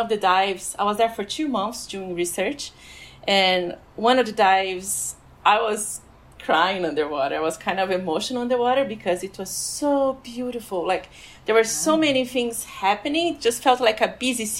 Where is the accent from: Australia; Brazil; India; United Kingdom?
Brazil; moved away as an adult; also born or lived in France; now in Washington, D.C., United States; I was born and raised in Brazil